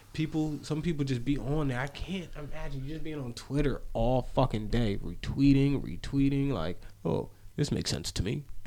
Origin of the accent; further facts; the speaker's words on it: near Monmouth University, New Jersey, United States; I was born 10 minutes from Monmouth University.